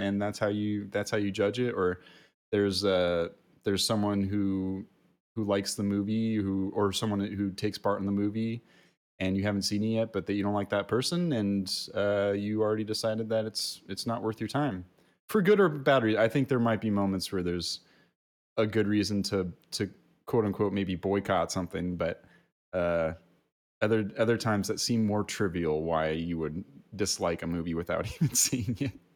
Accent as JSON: {"language": "English", "region": "California", "country": "United States", "said": "we're Californians"}